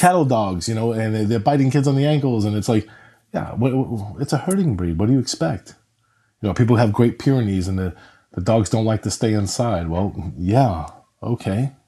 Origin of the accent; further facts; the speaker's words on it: New York, United States; I grew up in New York in an apartment